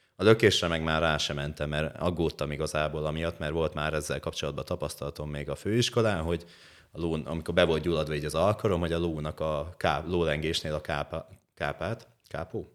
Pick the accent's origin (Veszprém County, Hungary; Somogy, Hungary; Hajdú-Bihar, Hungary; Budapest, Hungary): Hajdú-Bihar, Hungary; Hajdúböszörmény; also born or lived in Eger; Egerből, Egerből hazaköltöztem Böszörménybe